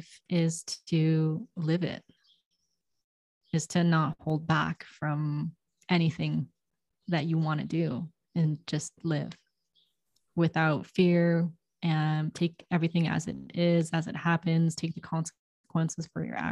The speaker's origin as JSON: {"language": "English", "town": "Toronto", "region": "Ontario", "country": "Canada", "tie": "born or raised there", "also_born_or_lived": "New York / London", "first_language": "English", "moved": "as an adult", "lives_now": "Mexico", "said": "I was born in Toronto"}